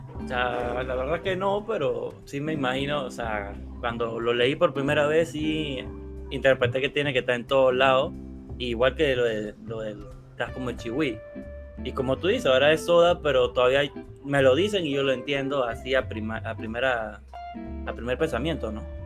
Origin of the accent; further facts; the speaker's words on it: Panama; soy panameño